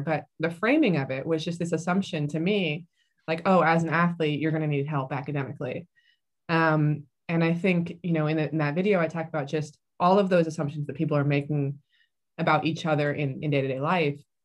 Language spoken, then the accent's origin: English; San Diego, California, United States; I grew up in, mostly in San Diego, California.